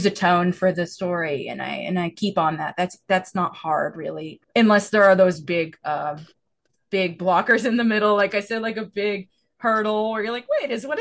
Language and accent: English; the South, United States; accent: Southern; my accent's still a Southern accent